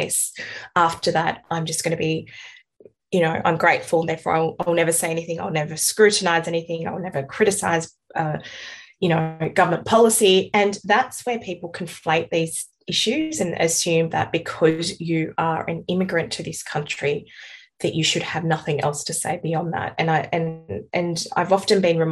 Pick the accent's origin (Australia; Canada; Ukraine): Australia; also born or lived in Afghanistan; if I was growing up in Afghanistan as opposed to in Australia